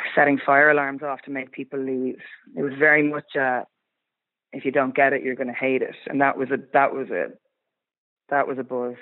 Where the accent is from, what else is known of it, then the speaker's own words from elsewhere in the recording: Kildare, Leinster, Ireland; we're all from Kildare